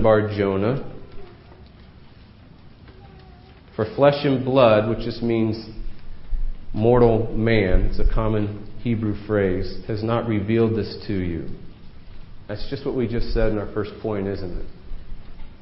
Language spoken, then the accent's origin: English; New England, United States; These are the folks I grew up with in New England